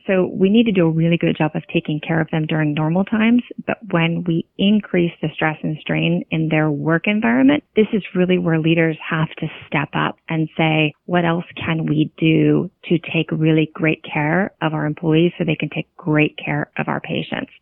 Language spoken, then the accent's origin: English; California, United States; now in Virginia, United States; I grew up out in California